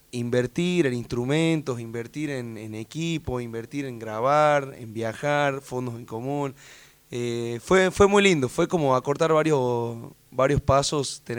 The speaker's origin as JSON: {"language": "Spanish", "region": "Tucumán", "country": "Argentina", "tie": "born or raised there", "moved": "as an adult", "lives_now": "Catamarca, Argentina", "said": "hace seis años que vivo ahí. O sea, me mudé a los 22 años, o sea, toda una vida en Tucumán."}